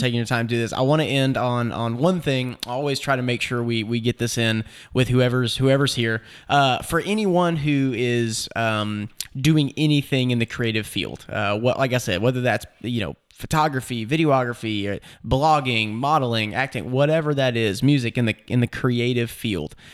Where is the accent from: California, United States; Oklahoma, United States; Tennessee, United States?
Tennessee, United States; Nashville; I'm from Nashville